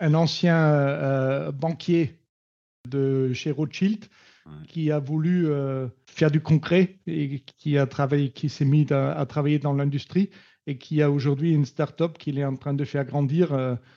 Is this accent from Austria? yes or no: yes; Steyr, Upper Austria, Austria; French is a second language; moved away as an adult; also born or lived in Paris, France; now in Toulouse, France; de Steyr, ma ville natale en Autriche, à Toulouse, où j'habite.